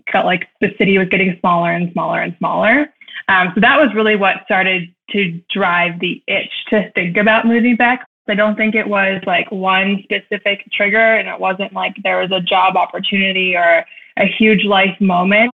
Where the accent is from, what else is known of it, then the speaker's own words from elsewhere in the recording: Cleveland, Ohio, United States; also born or lived in New York City; growing up in Cleveland